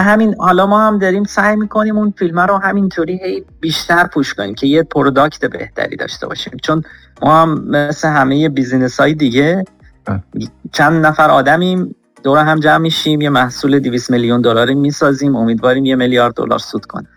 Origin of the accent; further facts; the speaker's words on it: Karaj, Alborz, Iran; moved away as an adult; also born or lived in Ahvaz, Iran / Tehran, Iran / San Francisco, United States; now in Los Angeles, United States; من متولد اهواز هستم بزرگ شده کرج تهران دانشگاه رفتم حدودا 8 سال 9 ساله که آمریکا اومدم